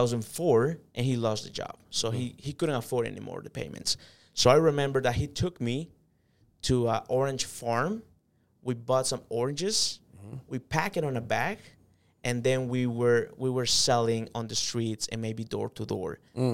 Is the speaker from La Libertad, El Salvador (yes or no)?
no; San Salvador, El Salvador; born there; I come from a third world country.